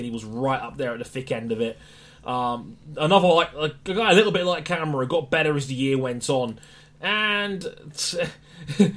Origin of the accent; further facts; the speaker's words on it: United Kingdom; we're British